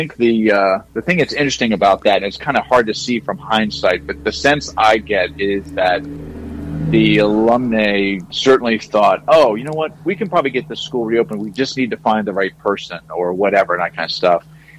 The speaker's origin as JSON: {"language": "English", "town": "Mechanicsburg", "region": "Pennsylvania", "country": "United States", "tie": "born or raised there", "moved": "yes", "lives_now": "New Jersey, United States", "said": "I love my hometown"}